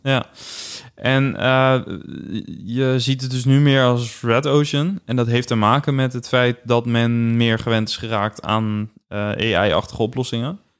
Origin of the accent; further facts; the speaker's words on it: Netherlands; wij hier als Nederlanders